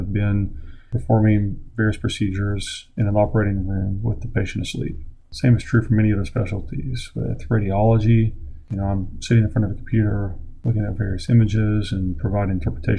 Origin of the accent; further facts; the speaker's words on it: Oklahoma, United States; my home state of Oklahoma